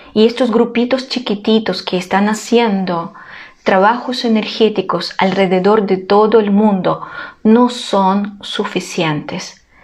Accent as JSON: {"language": "Spanish", "country": "Ukraine", "moved": "yes", "lives_now": "Chile", "said": "yo soy ucraniana"}